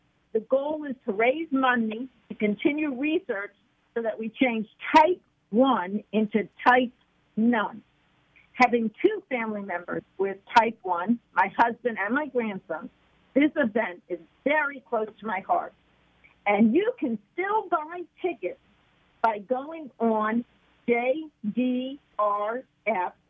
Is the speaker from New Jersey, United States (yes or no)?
no; Florida, United States; Having been born and raised in Florida